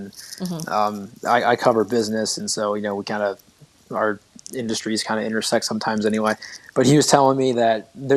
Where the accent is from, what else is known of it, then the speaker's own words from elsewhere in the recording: Maumee, Ohio, United States; also born or lived in South Toledo; now in Toledo, United States; I grew up in Maumee and I lived there forever